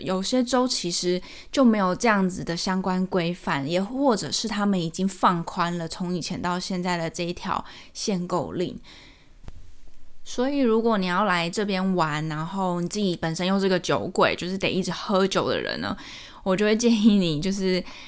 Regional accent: Taiwan; now in United States; 我们台湾人看了觉得很奇怪、很歪头

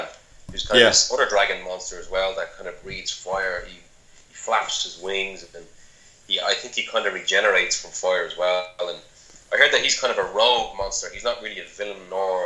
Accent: Ireland; I'm Irish.

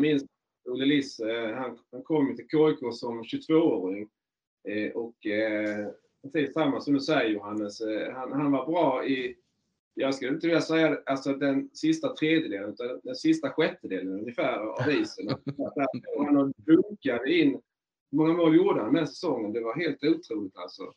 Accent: Markaryd, Kronoberg County, Sweden; moved away; jag är ju från Markaryd från början

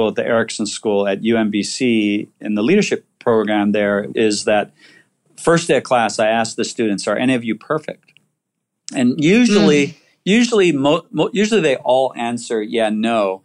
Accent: Waianae, Hawaii, United States; I grew up in Waianae

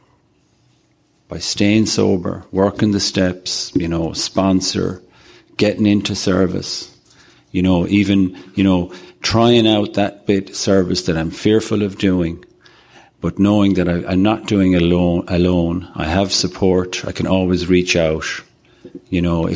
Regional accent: Ireland; I'm a sexaholic from Ireland

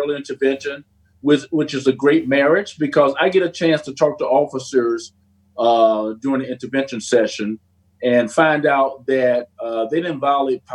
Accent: East St. Louis, Illinois, United States; moved away as an adult; now in Maryland, United States; I grew up in East St. Louis, a very challenging city.

